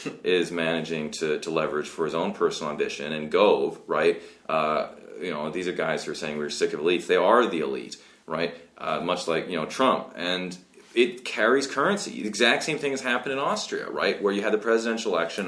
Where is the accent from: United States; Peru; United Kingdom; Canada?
Canada; West Coast of Canada; I grew up in West Coast of Canada